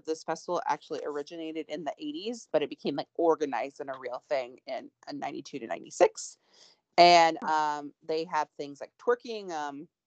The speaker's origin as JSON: {"language": "English", "town": "Portland", "region": "Oregon", "country": "United States", "tie": "born or raised there", "said": "I grew up in Portland, Oregon"}